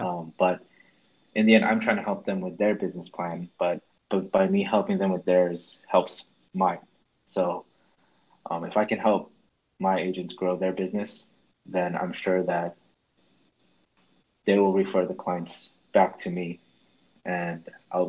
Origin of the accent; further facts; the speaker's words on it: California, United States; I moved from Northern California to Southern California.